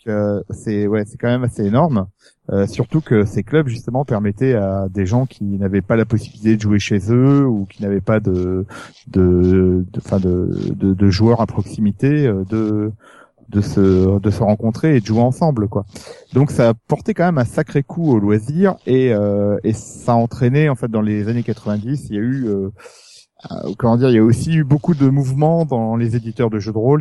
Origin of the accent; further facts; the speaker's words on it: France; je suis français